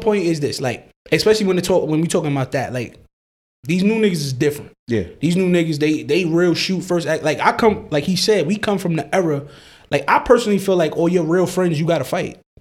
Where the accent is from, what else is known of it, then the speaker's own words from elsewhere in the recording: New York City, New York, United States; I'm from Brooklyn